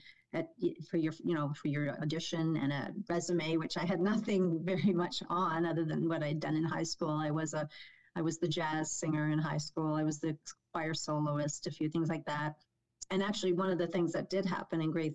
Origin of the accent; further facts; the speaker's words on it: Toronto, Ontario, Canada; born and raised in North York with my parents and two siblings